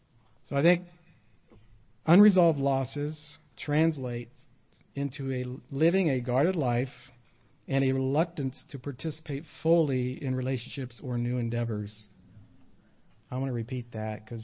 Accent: United States; I am an American

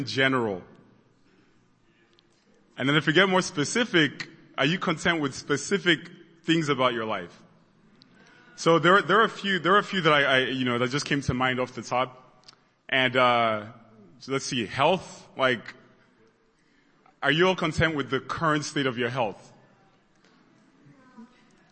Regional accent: Nigeria; moved away; I grew up in Nigeria and I went to boarding school

